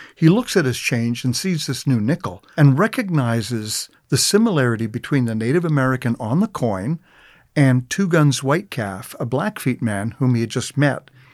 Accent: Calgary, Alberta, Canada; I'm a writer. My focus is on Waterton and Glacier International Peace Park, and I'm from Calgary

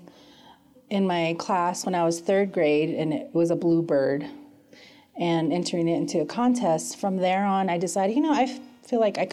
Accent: Lower Greasewood, Arizona, United States; now in Flagstaff, United States; I am originally from the Navajo Reservation called Lower Greasewood

